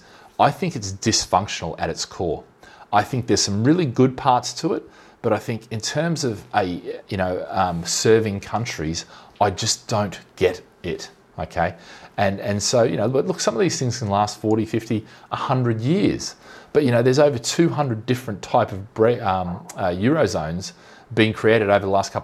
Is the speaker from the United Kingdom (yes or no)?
no; Australia; now in Singapore; I'm Aussie